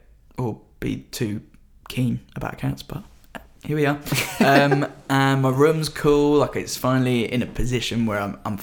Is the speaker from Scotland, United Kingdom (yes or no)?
no; Brighton, South East England, United Kingdom; moved away as an adult; now in London, United Kingdom; I have come back to my hometown of Brighton.